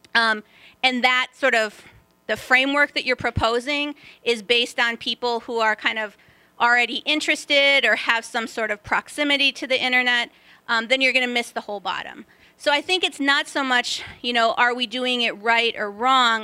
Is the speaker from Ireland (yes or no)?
no; Guatemala; I'm from Guatemala